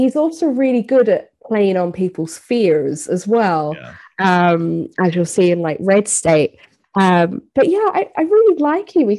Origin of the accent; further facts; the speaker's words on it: Ireland; I'm from Ireland, really Catholic country.